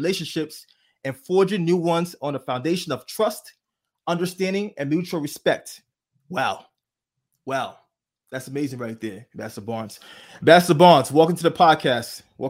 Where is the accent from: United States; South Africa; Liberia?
Liberia; born there; And you guys know I was born in Liberia. I survived a civil war.